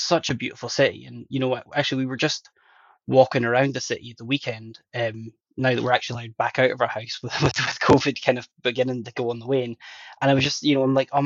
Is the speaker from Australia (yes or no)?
no; Northern Ireland, United Kingdom; also born or lived in Northwest Highlands, Scotland; I grew up in Northern Ireland in relative poverty.